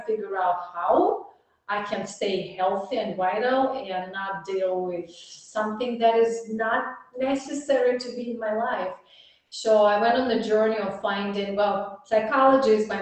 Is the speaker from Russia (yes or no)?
yes; Russia; English is a second language; moved away as an adult; now in Dallas, United States; I'm in Dallas, it's warm, and I'm from Russia, it's cold